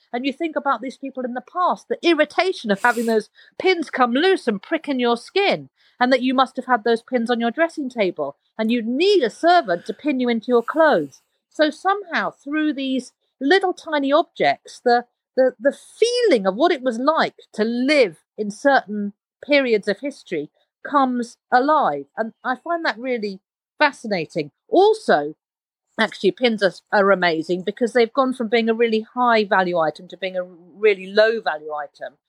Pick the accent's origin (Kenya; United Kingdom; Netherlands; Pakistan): United Kingdom; London; also born or lived in Uganda; So I, I grew up in London